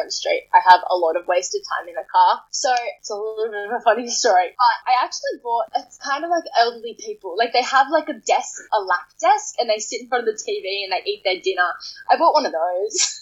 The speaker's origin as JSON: {"language": "English", "town": "Wollongong", "region": "New South Wales", "country": "Australia", "said": "I'm actually from Wollongong, an hour and a half away"}